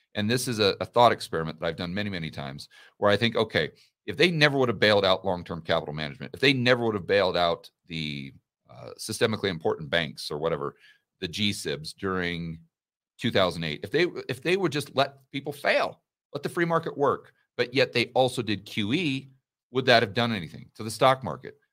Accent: United States; I'm an American

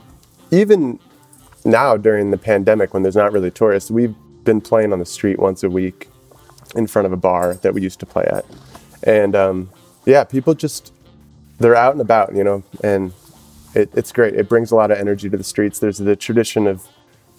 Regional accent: San Francisco, California, United States; moved away as an adult; also born or lived in Portland, Oregon / Eugene, Oregon; now in New Orleans, United States; I actually am from San Francisco. I was born and raised there.

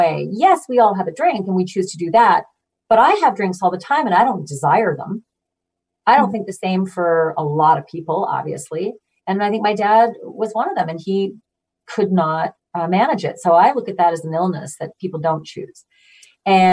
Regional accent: Manitoba, Canada; now in Connecticut, United States; I grew up in Manitoba

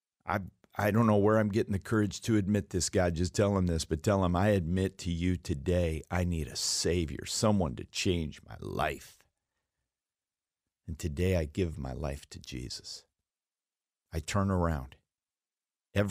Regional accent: Alaska, United States; I was raised in Alaska

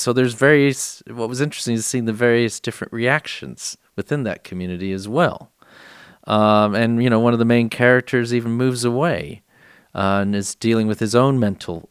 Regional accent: San Antonio, Texas, United States; I was born and raised in San Antonio

